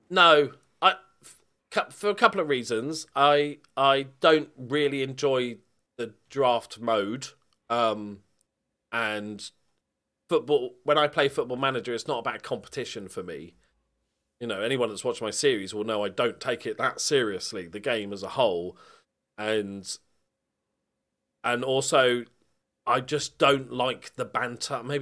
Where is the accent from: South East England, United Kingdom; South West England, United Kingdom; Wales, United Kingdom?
South West England, United Kingdom; Bournemouth; I'm from like, Bournemouth, so yeah, I'm about as far away in England as you can get from Liverpool.